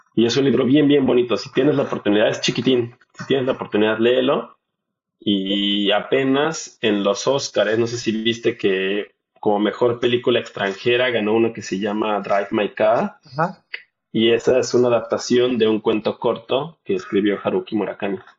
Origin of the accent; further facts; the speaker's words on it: Mexico; moved away; los mexicanos la adoptamos